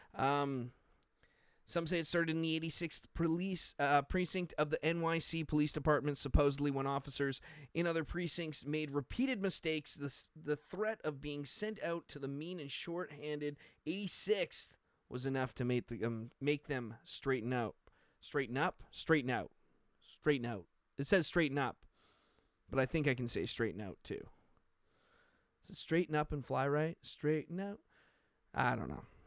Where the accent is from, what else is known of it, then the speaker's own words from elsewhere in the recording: Canada; being a Canadian